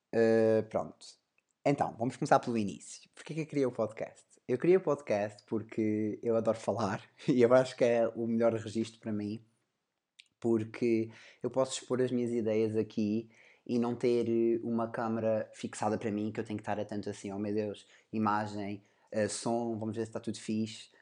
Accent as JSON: {"language": "Portuguese", "country": "Portugal", "said": "sou português"}